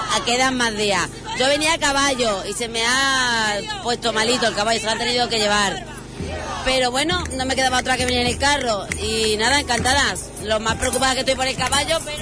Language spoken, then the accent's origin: Spanish; Badajoz, Extremadura, Spain; vengo de Badajoz